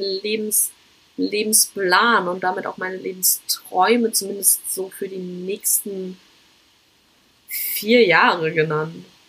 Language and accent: German; Germany; moved away; Ich möchte zurück nach Deutschland, um meine Freunde, meine Familie, vor allem meine Katze zu sehen